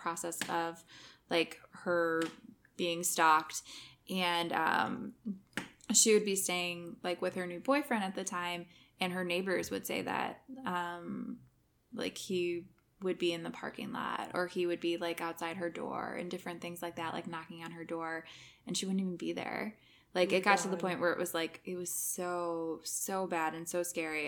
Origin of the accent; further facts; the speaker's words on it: Midwest, United States; I'm from the Midwest